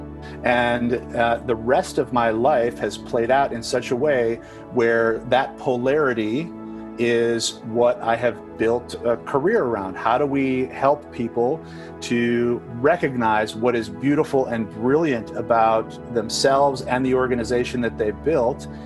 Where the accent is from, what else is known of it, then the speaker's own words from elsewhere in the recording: Chicago suburbs, Illinois, United States; moved away as an adult; also born or lived in Los Angeles, United States; spent about a decade in LA in between growing up in the Chicago suburbs and then coming back